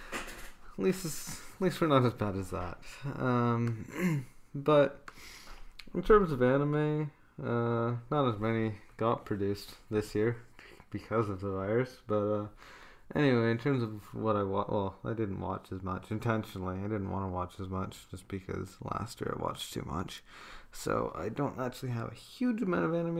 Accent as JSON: {"language": "English", "country": "Canada", "said": "my home country of Canada"}